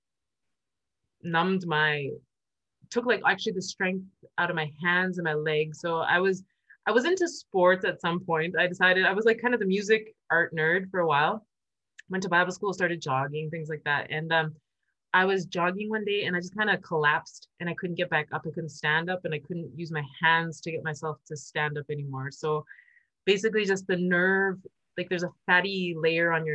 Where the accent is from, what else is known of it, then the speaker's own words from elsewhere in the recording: Canada; moved away as an adult; now in Germany; I come from Canada originally. I am born there. I live in Germany. I've been living here for about 16, 17 years